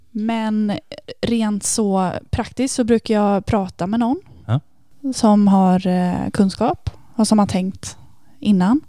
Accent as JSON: {"language": "Swedish", "town": "Varberg", "region": "Halland County", "country": "Sweden", "moved": "as an adult", "lives_now": "Lund, Sweden", "said": "Jag kommer från Varberg, men mm. bor just nu i Lund där jag har pluggat hela min utbildning."}